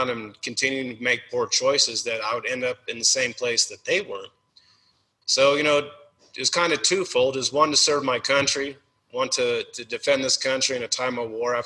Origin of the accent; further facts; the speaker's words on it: Northeast Colorado, United States; I grew up in Colorado, in Northeast Colorado. So it's farming country